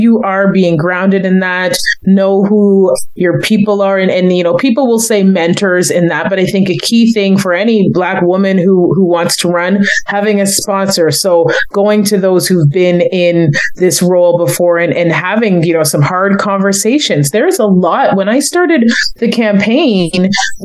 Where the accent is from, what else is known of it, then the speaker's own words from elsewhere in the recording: Kitchener, Ontario, Canada; also born or lived in Toronto; growing up in Kitchener-Waterloo